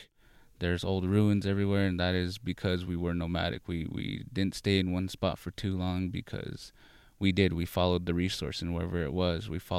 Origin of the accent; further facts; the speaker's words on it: Walpi, Arizona, United States; I'm Hopi. I'm from the village of Walpi. I am from the Tobacco Clan, and I am age 21.